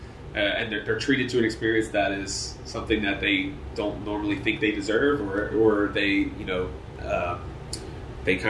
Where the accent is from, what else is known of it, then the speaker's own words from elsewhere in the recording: the Northeast, Pennsylvania, United States; I grew up in the Northeast, and that's a whole other bag of tricks